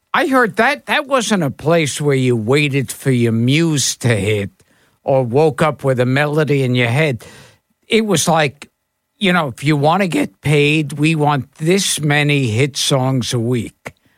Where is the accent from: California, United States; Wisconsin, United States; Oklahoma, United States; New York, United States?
New York, United States; New York City; also born or lived in Coney Island; when I was growing up in Crown Heights